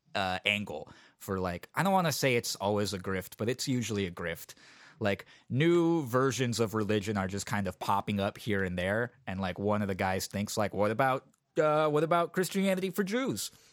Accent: San Francisco, California, United States; When I was a kid growing up in San Francisco

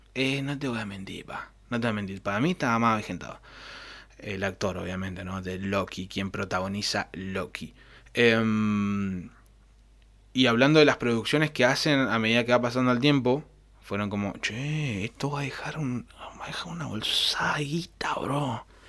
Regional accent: Argentina; somos europeos

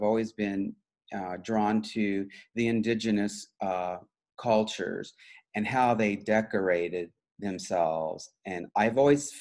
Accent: Wichita, Kansas, United States; I grew up in Wichita, Kansas

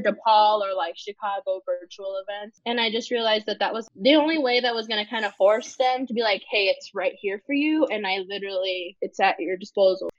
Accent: northern Mexico, Mexico; now in Oaxaca, Mexico; I am myself Mexican, but I am not from Oaxaca. I'm from mm-hmm. the more northern part of Mexico Mexico

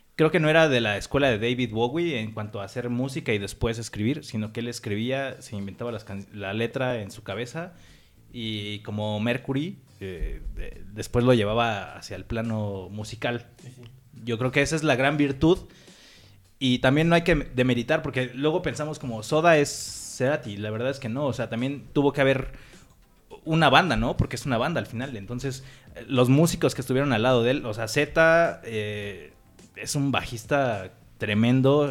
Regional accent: Mexico; somos mexicanos

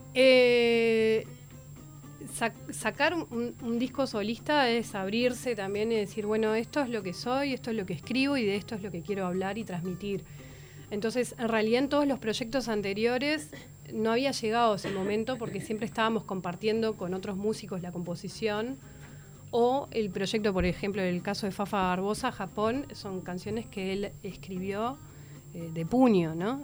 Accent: Uruguay; born or raised there; also born or lived in Paris, France

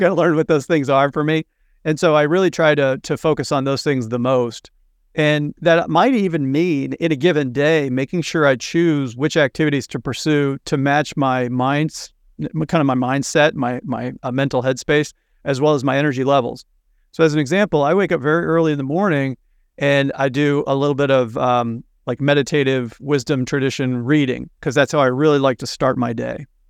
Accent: Missouri, United States; now in Cape Cod, Massachusetts, United States; I grew up in the Midwest in Missouri

